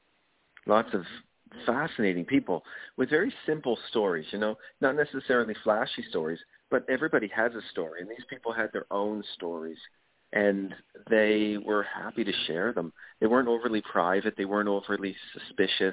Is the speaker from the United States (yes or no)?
no; Kenya; growing up in Kenya, or in Africa in general